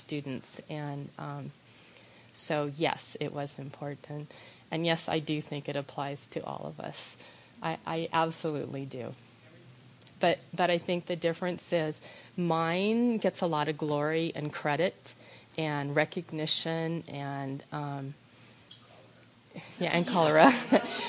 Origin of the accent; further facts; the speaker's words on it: United States; as an American